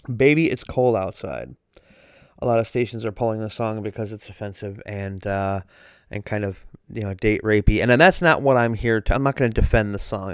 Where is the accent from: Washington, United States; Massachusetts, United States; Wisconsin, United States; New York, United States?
Wisconsin, United States; I'm from Wisconsin